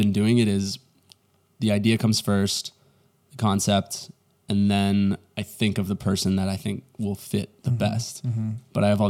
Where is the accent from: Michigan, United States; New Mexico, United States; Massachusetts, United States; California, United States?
Massachusetts, United States; Duxbury; From Boston. Well, Duxbury, Massachusetts. Oh, nobody knows what that is. So yeah. I say Boston.